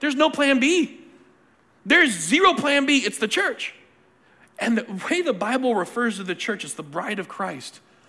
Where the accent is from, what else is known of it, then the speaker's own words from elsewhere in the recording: Cochabamba, Bolivia; born there; I got a chance to go back to the country I was born. I was born in Cochabamba, Bolivia, spelled like it sound.